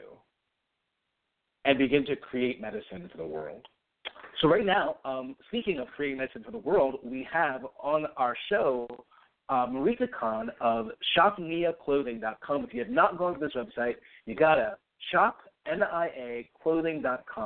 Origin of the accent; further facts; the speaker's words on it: New York, United States; also born or lived in Massachusetts; I grew up in New York, went to school in Massachusetts